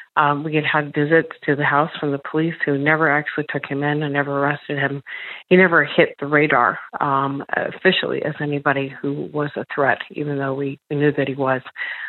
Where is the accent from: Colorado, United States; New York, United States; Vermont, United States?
Colorado, United States; I grew up in Colorado where guns are very prevalent.